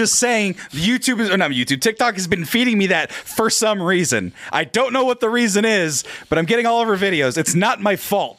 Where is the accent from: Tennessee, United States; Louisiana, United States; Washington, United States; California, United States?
California, United States; moved away; I'm from California.